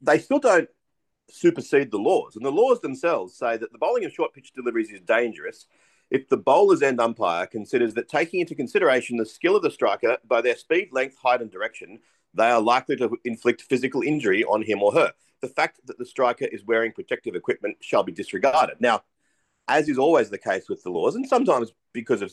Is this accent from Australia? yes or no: yes; Australia; I'm an Australian